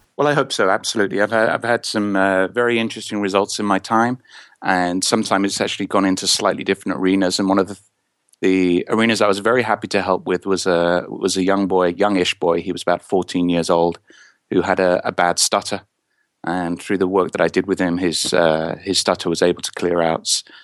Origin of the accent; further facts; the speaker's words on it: England, United Kingdom; I'm from England in the United Kingdom